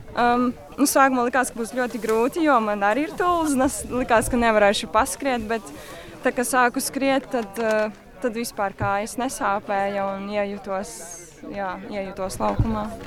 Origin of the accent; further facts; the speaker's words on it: Smiltene, Smiltene Municipality, Latvia; tajā pašā smiltenē manā dzimtajā pilsētā